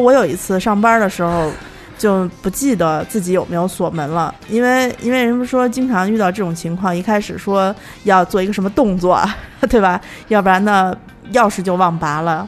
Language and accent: Chinese; Datong, Shanxi, China; now in Beijing, China; 我老家是坐二楼，二楼大同